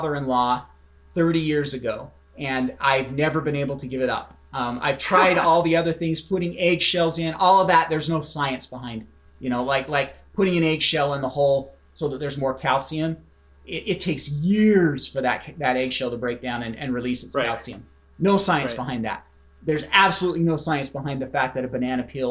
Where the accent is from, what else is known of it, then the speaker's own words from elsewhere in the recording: Idaho, United States; I grew up in Idaho